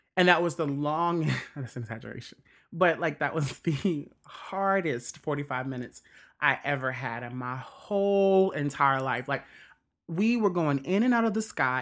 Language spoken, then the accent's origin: English; Mississippi, United States; also born or lived in Indiana; I consider Mississippi is my home